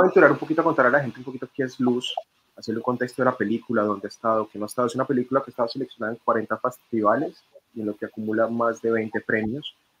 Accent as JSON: {"language": "Spanish", "country": "Colombia"}